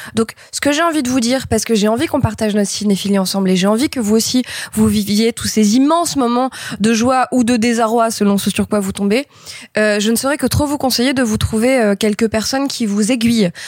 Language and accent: French; Grenoble, Auvergne-Rhône-Alpes, France; j'ai grandi à Grenoble dans les années 90.